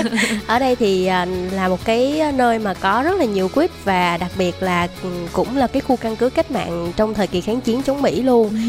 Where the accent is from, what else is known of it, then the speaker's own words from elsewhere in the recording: Đồng Tháp, Vietnam; em đến từ Đồng Tháp